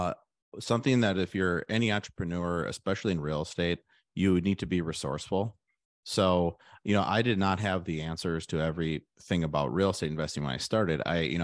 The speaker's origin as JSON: {"language": "English", "town": "Milwaukee", "region": "Wisconsin", "country": "United States", "said": "I'm from the Milwaukee area. So then I went to UW-Madison for college."}